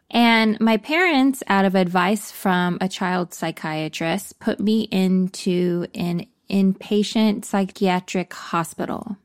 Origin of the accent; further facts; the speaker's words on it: Texas, United States; I came out as gay when I was fifteen years old, growing up in Texas